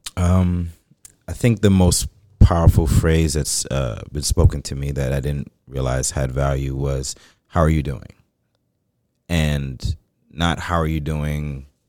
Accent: New York City, New York, United States; I grew up in the Bronx

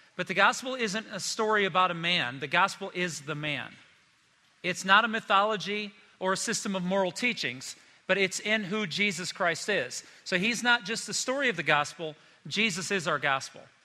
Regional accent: South Bend, Indiana, United States; I grew up in Indiana. Storms would come through South Bend

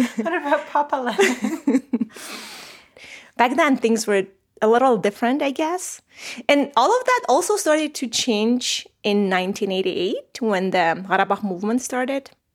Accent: Armenia; So I was born in Soviet Armenia and I was raised in Soviet Armenia

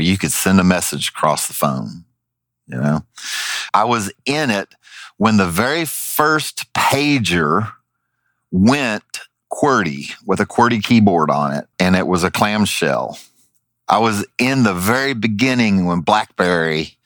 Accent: Southern, United States; accent: Southern; my Southern accent

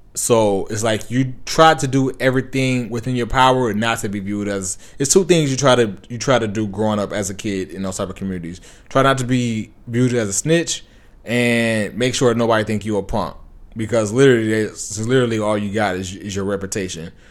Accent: Compton, California, United States; I grew up in Compton

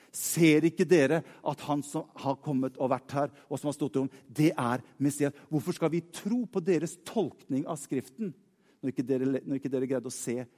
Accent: Norway; Jeg er nordmann.

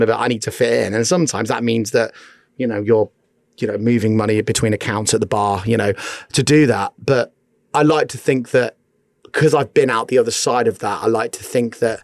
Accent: Newark, East Midlands, United Kingdom; moved away; also born or lived in Bath / London; I grew up in Newark, Nottinghamshire

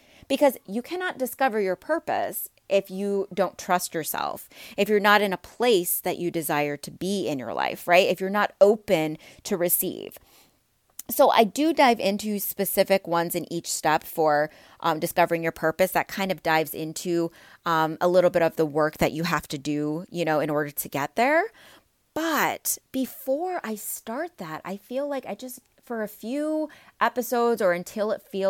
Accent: Midwest, United States; I've lived all over the place, but I'm from the Midwest, so I say soda and pop, okay?

